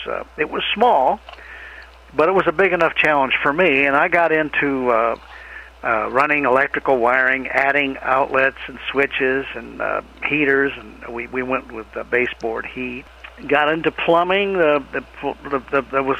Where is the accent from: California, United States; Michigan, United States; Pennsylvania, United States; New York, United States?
Michigan, United States; Kalamazoo; moved away as an adult; now in Tennessee, United States; I grew up in Kalamazoo, Michigan